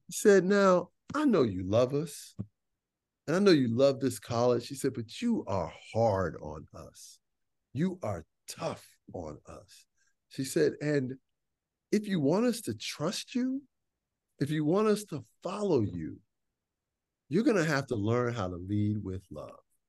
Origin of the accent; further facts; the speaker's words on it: Chicago, Illinois, United States; I grew up in Chicago